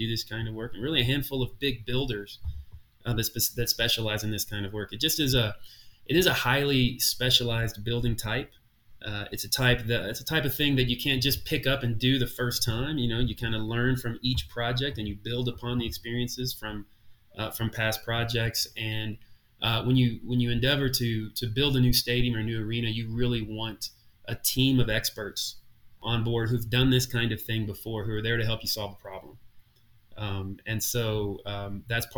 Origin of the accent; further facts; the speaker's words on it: Brandenburg, Kentucky, United States; I grew up in Brandenburg, Kentucky, so 30 miles from Louisville